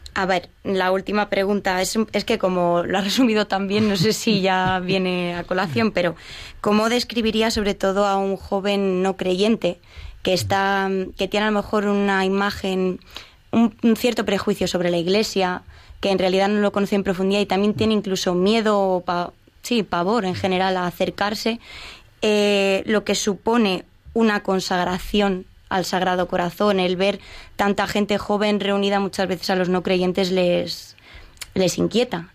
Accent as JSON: {"language": "Spanish", "town": "Getafe", "region": "Community of Madrid", "country": "Spain", "said": "yo como getafense que soy"}